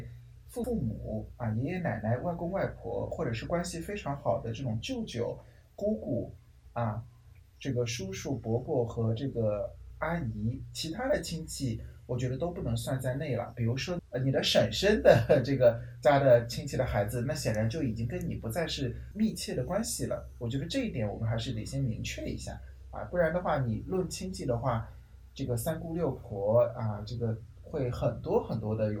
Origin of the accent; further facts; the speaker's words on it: China; 红包真的是我们中国人一听名字就觉得很兴奋的一个词语呢。